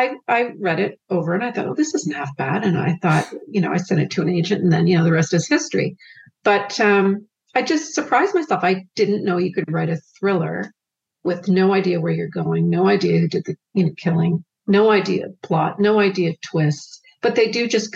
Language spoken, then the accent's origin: English; Canada; I'm a Canadian